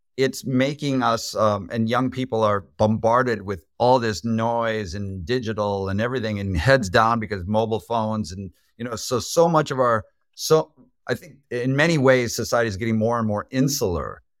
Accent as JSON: {"language": "English", "country": "United States", "said": "as an American"}